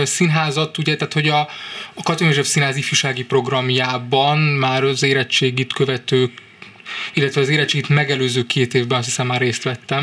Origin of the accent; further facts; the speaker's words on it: Budapest, Hungary; moved away as an adult; now in Târgu Mureș, Romania; Budapestről vásárére kerülve kellett egy idő, amíg, amíg aklimatizálódtam.